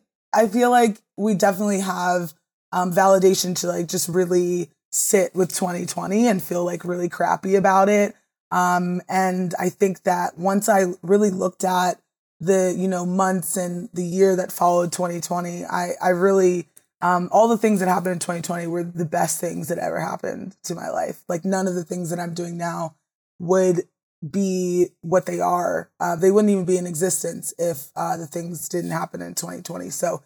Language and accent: English; Maryland, United States; And I originally got into it just because I'm from the Eastern Shore of Maryland.